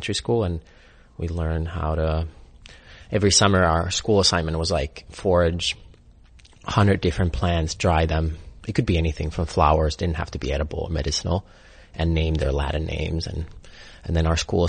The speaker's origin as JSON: {"language": "English", "country": "Finland", "tie": "born or raised there", "moved": "yes"}